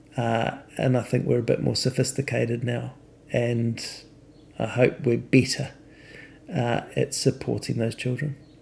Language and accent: English; New Zealand; when I grew up in New Zealand